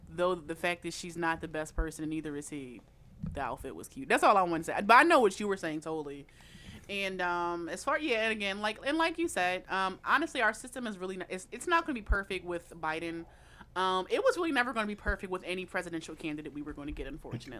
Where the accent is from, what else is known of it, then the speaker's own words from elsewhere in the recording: Philadelphia, Pennsylvania, United States; as a Philadelphian